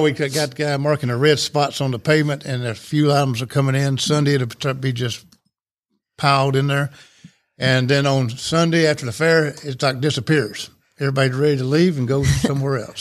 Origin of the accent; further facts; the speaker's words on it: Rome, Georgia, United States; moved away as an adult; I grew up in Rome, in North Rome, went to East Rome High School